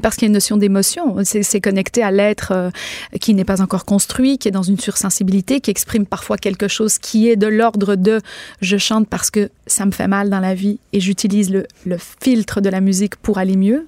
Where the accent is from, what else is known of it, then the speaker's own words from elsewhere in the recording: Quebec, Canada; chez nous au Québec